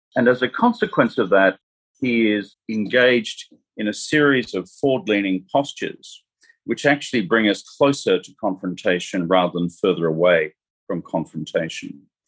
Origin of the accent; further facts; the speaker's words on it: Australia; moved away as an adult; now in New York, United States; I'm Australian